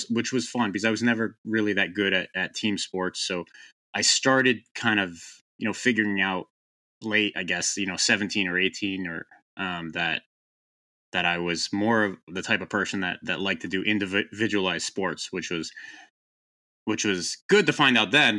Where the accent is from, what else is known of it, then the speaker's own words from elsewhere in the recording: Boston, Massachusetts, United States; I grew up in the Boston area in the U.S.